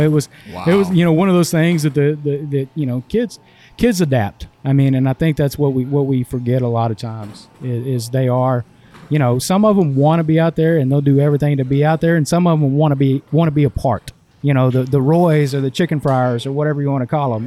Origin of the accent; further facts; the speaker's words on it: East Texas, United States; growing up in East Texas